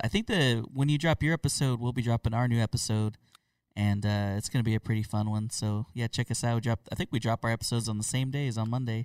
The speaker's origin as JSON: {"language": "English", "region": "Oklahoma", "country": "United States", "said": "I'm from Oklahoma"}